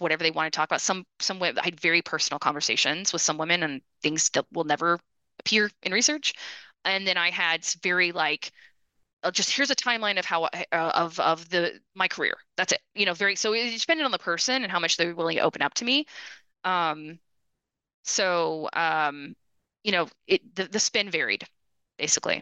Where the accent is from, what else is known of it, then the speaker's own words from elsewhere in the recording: United States; also born or lived in Austin, Texas / outside Detroit, Michigan / Brazil; as an American who is either a grad student or a brand new professor